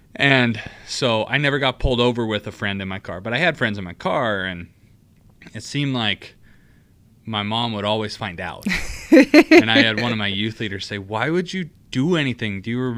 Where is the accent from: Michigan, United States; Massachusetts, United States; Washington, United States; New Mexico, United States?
Washington, United States; Stanwood; moved away as an adult; also born or lived in Evansville, Indiana / Southern California; And so I was born in Evansville, Indiana, and then we moved back to Washington, where my family's from. My parents both graduated from our small town in Washington called Stanwood. And I grew up there.